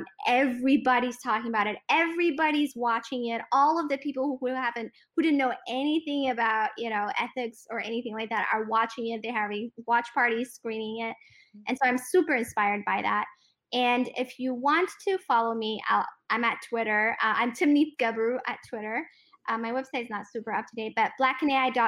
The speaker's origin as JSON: {"language": "English", "country": "Ethiopia", "tie": "born or raised there", "said": "I'm an Eritrean ethnically who was born and raised in Ethiopia"}